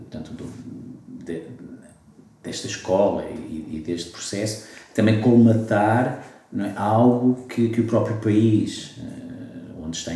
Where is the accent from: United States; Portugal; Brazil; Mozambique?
Portugal; nós pensamos, como portugueses